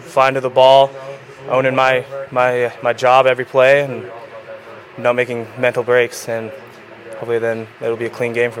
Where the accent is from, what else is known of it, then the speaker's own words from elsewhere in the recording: Idaho, United States; I'm from Idaho.